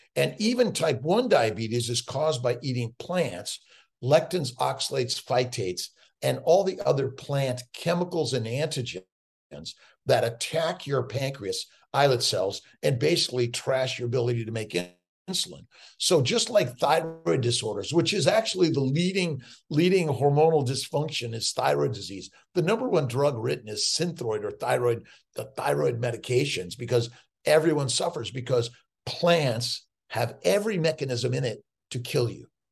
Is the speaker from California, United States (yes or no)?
yes; Los Angeles, California, United States; born and raised in Los Angeles, I was a street kid